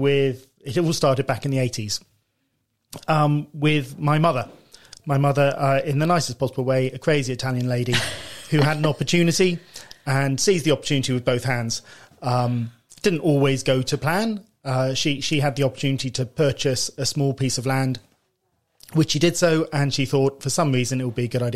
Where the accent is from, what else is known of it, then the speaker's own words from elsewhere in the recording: Twyford, South East England, United Kingdom; also born or lived in Reading / Henley-on-Thames / Marlow / Australia; I was born in Reading. Okay. Grew up in Twyford, moved to Henley, went to school in Marlow.